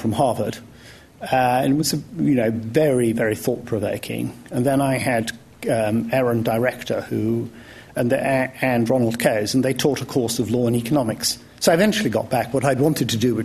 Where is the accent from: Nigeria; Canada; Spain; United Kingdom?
United Kingdom; Wales; now in London, United Kingdom; I might have gone back to Wales.